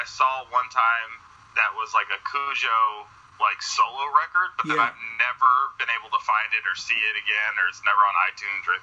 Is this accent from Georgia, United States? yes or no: yes; Atlanta, Georgia, United States; I'm from Atlanta, Georgia